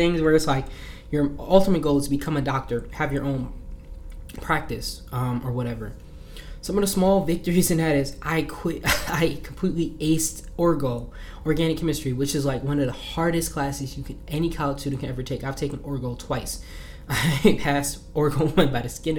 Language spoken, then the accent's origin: English; New Jersey, United States; I'm from Jersey. We talk with our hands